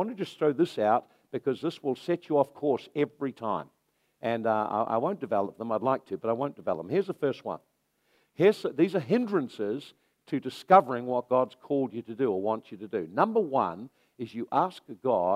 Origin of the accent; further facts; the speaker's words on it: Napier, Hawke's Bay, New Zealand; now in Hastings, New Zealand; I'm from Napier